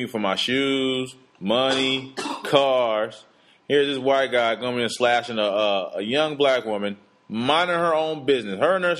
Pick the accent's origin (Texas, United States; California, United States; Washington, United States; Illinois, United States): California, United States; Oakland; moved away; I'm from Oakland, California.